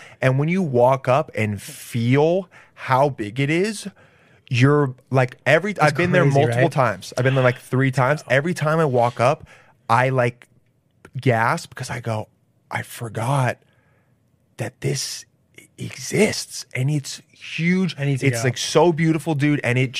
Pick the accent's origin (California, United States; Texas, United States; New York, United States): California, United States; Los Angeles; I grew up in L.A.